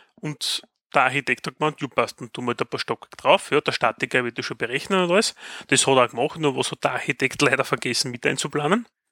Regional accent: Styria, Austria; bei uns in der Steiermark

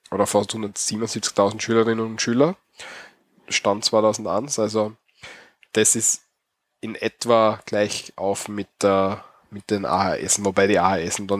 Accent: Austria; aber bei uns, also ich bin immer davon ausgegangen, dass es bei uns in Österreich nicht so ist

